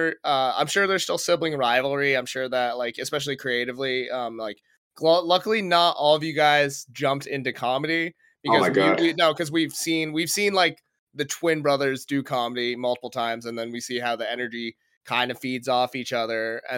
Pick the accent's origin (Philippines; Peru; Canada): Philippines; I kind of did get forced into nursing because my older sister, and being Filipino, she was a nurse.